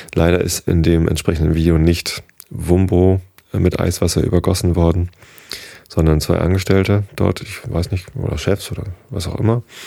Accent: Germany; hier bei uns in Deutschland

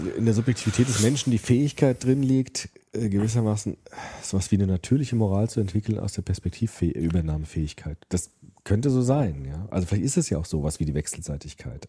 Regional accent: Germany; Auch wir sind ja die erste Generation im Grunde, die ohne Krieg aufgewachsen ist in Deutschland

